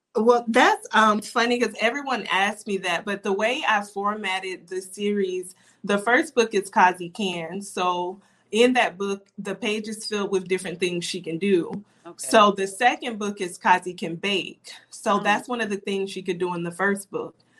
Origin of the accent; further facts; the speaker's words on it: Darlington, South Carolina, United States; moved away as an adult; also born or lived in Florence, South Carolina / Timmonsville, South Carolina; now in Florida, United States; we later moved to uh, Darlington, South Carolina, and that's where I went to elementary, middle, and high school. So I would basically say I'm from Darlington.